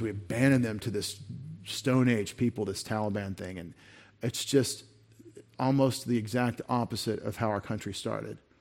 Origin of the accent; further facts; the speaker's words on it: United States; as an American citizen